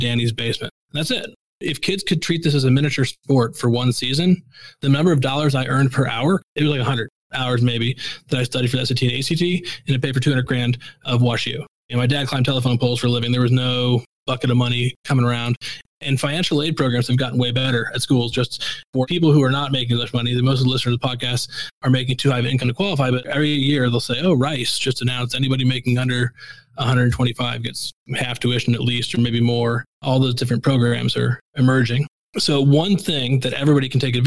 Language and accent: English; Missouri, United States; I grew up in Missouri